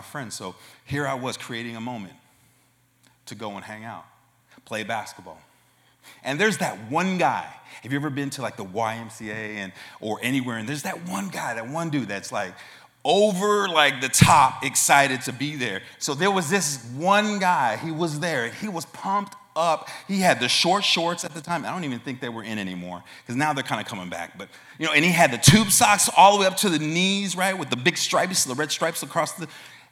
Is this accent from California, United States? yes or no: yes; Oakland, California, United States; I'm from Oakland, California. That was where I was born and raised.